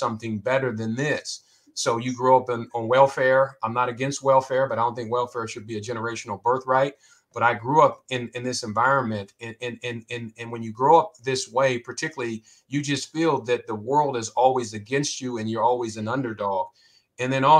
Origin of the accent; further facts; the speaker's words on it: Columbus, Ohio, United States; I'm from Columbus, Ohio. I grew up on the west side.